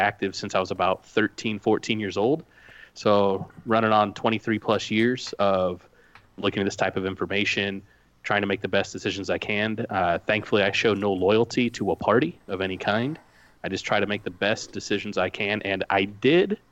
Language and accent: English; Indiana, United States; I come from the great state of Indiana here in the United States in the Midwest